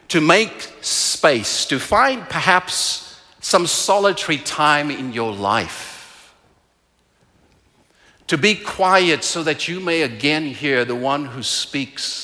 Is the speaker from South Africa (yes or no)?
yes; South Africa; now in Calgary, Canada; I am from South Africa, and in South Africa, the place that I was raised, hunger is very visible.